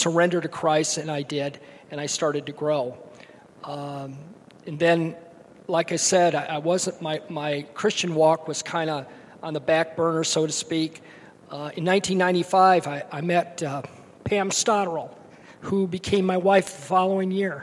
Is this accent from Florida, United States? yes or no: no; Kalamazoo, Michigan, United States; I grew up in Kalamazoo, Michigan, wonderful parents